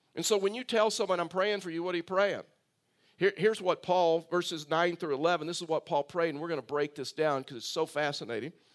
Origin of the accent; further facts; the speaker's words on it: Tyler, Texas, United States; also born or lived in Bay City, Texas; I was raised in Texas